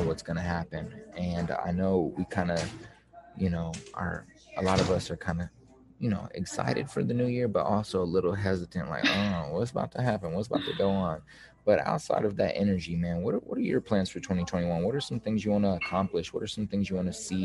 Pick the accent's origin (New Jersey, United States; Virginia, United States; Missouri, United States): Missouri, United States; Kansas City; I'm from the Missouri side